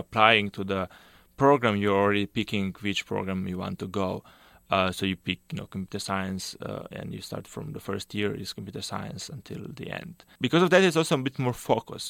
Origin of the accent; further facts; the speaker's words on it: Slovenia; moved away as an adult; I did my undergrad, uh, back home in Slovenia. So I'm from Slovenia